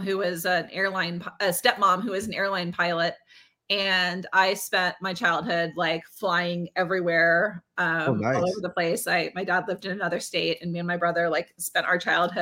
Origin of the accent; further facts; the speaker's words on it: near Pittsburgh, Pennsylvania, United States; I grew up near Pittsburgh